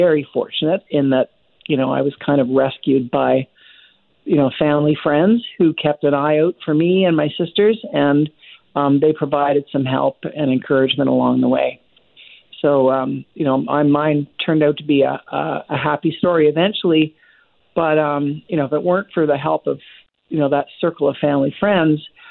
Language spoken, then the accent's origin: English; Vancouver, British Columbia, Canada; I grew up in Vancouver